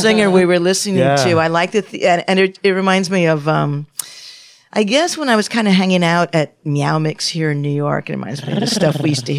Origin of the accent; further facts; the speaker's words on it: Canada; Well, I'm Canadian.